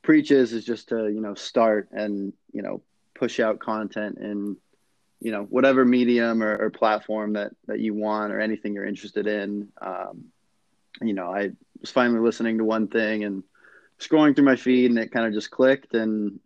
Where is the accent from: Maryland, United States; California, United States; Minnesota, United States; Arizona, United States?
California, United States; Sacramento; I'm loyal to my hometown. So I've been a Kings fan for, 20 plus years